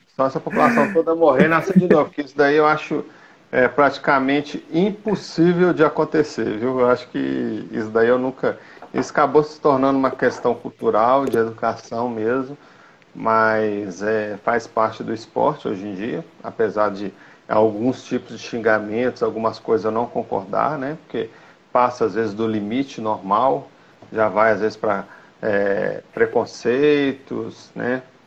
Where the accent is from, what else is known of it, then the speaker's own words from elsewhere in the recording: Belo Horizonte, Minas Gerais, Brazil; now in Sete Lagoas, Brazil; eu sou de Belo Horizonte, né? Hoje eu estou morando em Sete Lagoas